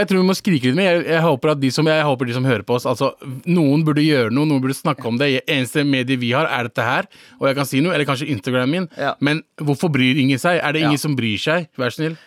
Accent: Pakistan; now in Norway; jeg som en pakistaner

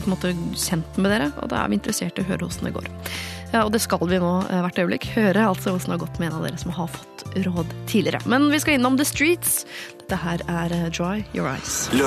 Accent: Moss, Østfold, Norway; fordi jeg er fra Moss, ja

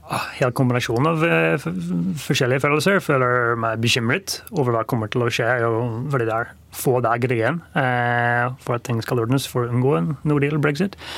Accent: Northern Ireland, United Kingdom; moved away; Jeg kommer fra Nord-Irland.

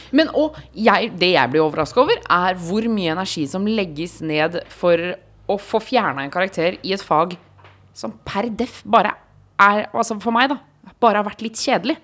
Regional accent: Eastern Norway, Norway; der hvor jeg har vokst opp, eh, på Østland, tjukkeste Østlandet

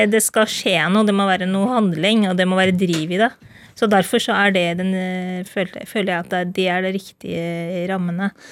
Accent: Norway; Jeg er født og oppvokst i Norge

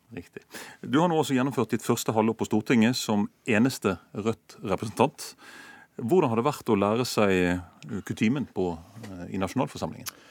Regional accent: Bergen, Vestland, Norway; min hjemby Bergen

